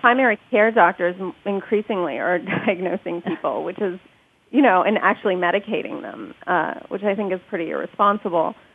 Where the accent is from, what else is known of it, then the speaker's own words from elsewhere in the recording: United States; the reason they came to this country um, was so that we could be born here and have all the privileges of being American citizens